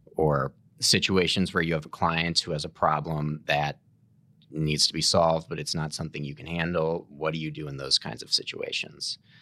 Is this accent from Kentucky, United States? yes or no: no; St. Louis, Missouri, United States; also born or lived in Kansas City; I was born and raised in Saint Louis